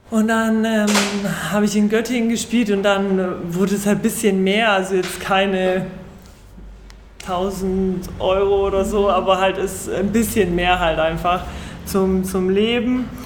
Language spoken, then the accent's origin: German; Kraków, Lesser Poland, Poland; born there; Also man muss dazu sagen, also ich bin in Krakau geboren und mein Vater hat ähm, in dem Verein halt zehn Jahre lang gespielt.